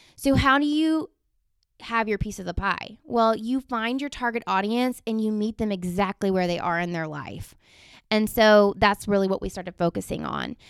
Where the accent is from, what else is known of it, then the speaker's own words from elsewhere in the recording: Montgomery, Texas, United States; growing up in Montgomery, that's where I actually graduated from high school